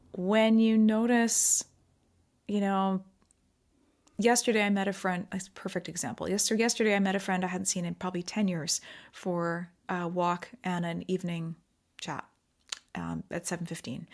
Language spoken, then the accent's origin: English; Pacific Northwest of Canada, British Columbia, Canada; also born or lived in England / Abu Dhabi; I grew up in the Pacific Northwest of Canada here